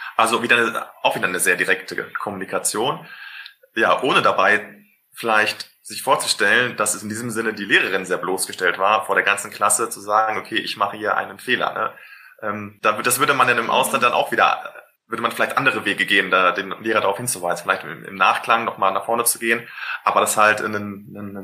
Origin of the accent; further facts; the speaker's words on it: Germany; wir Deutsche